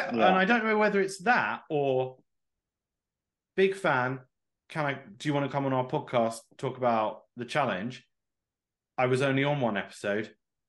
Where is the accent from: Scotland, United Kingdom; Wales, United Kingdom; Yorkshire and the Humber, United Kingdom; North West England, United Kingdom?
North West England, United Kingdom; Manchester; Yeah, I'm from Manchester, mate. Manchester.